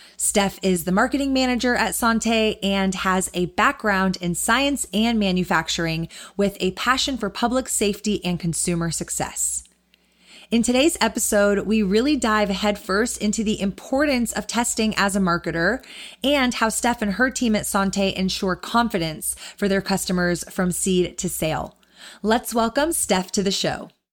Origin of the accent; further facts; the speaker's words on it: Austin, Texas, United States; born raised in Austin, growing up in Texas